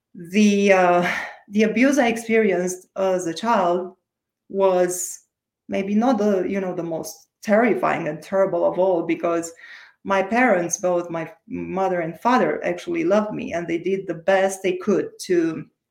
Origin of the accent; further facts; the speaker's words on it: Romania; English is a second language; moved away; I was born and raised in Romania, in case you wonder about my accent.